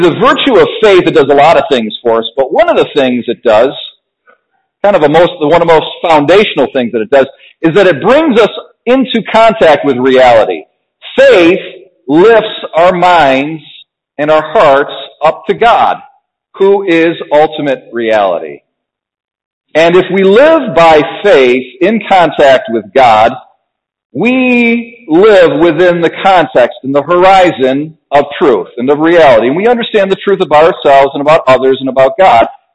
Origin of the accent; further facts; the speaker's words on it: United States; I was born in America.